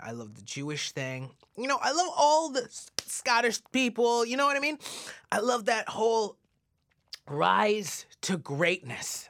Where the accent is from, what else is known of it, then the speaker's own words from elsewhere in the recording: Stouffville, Ontario, Canada; also born or lived in Regina, Saskatchewan / Mississauga / Toronto; So Canada, I grew up in Stouffville